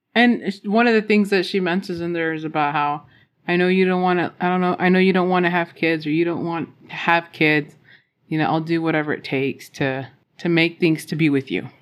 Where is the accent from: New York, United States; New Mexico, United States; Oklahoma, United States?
New Mexico, United States; Roswell; I grew up around Roswell, New Mexico